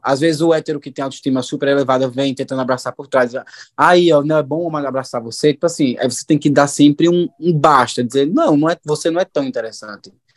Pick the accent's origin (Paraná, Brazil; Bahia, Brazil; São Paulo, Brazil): Bahia, Brazil; Juazeiro; eu sou de Juazeiro, da Bahia